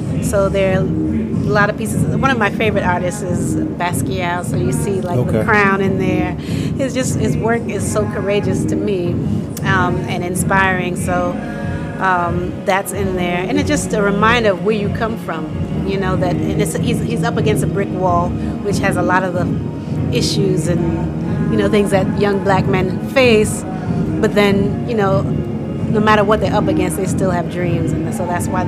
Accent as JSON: {"language": "English", "town": "Boston", "region": "Massachusetts", "country": "United States", "said": "Boston, Massachusetts."}